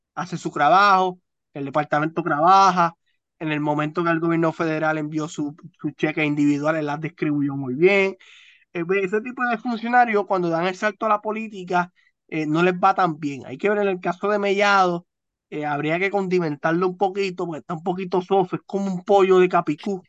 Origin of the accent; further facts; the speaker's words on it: Santa Isabel, Puerto Rico; a mi pueblo, a mi amado pueblo de Santa Isabel de Hungría